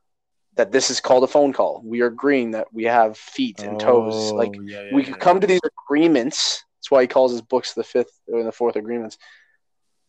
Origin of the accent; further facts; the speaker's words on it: Canada; right now I identify as Canadian